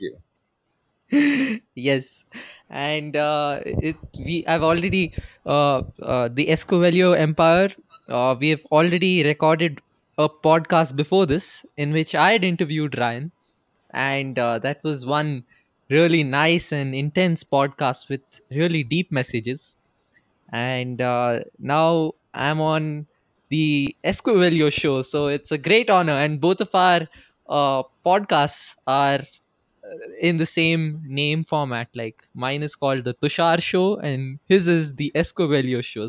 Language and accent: English; Bangalore, Karnataka, India; I'm from India. I reside in Bangalore, India, which is in the southern state of Karnataka. And I'm originally from Karnataka, uh, from Bangalore itself